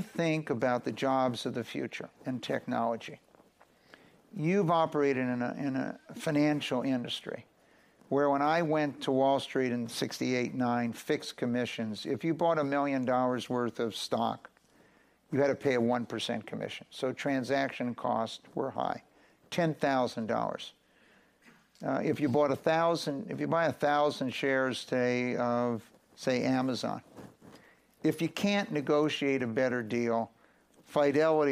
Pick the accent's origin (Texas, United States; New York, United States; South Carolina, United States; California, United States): California, United States; Los Angeles; moved away as an adult; also born or lived in Philadelphia; I grew up in Los Angeles